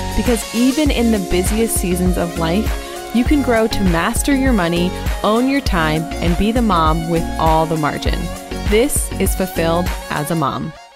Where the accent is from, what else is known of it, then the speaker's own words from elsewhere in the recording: Maine, United States; now in Pennsylvania, United States; I was born and raised in Maine, although Pennsylvania is where I live today